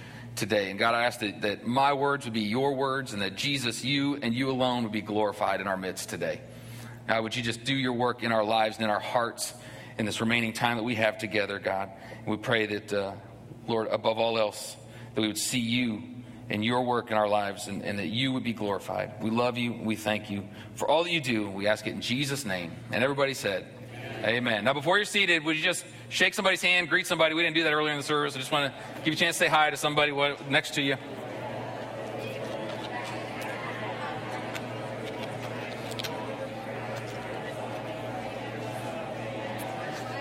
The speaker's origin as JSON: {"language": "English", "region": "Ohio", "country": "United States", "tie": "born or raised there", "moved": "yes", "lives_now": "Georgia, United States", "said": "I grew up in Ohio."}